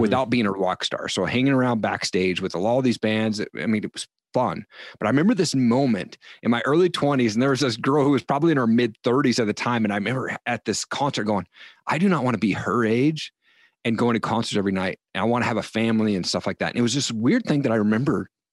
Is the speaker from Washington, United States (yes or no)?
yes; Eastern Washington, United States; also born or lived in Seattle; I grew up in Eastern Washington